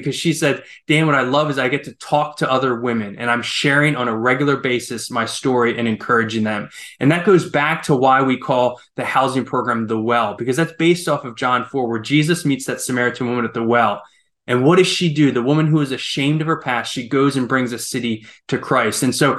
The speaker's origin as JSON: {"language": "English", "country": "Ukraine", "tie": "born or raised there", "said": "I grew up as a missionary kid. I grew up in Ukraine."}